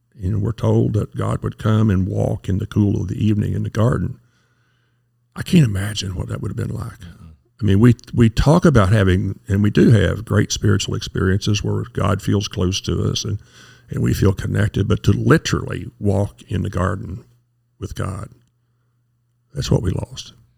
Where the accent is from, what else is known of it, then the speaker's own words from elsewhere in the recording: Kentucky, United States; moved away; also born or lived in Nashville, Tennessee / Kansas City; you would never guess it from my accent, but I'm from Kentucky. So, uh, grew up there